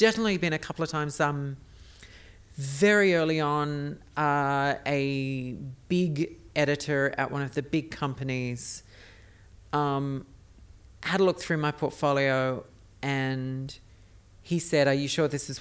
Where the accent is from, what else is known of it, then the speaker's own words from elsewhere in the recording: Australia; now in United States; being an Australian in an America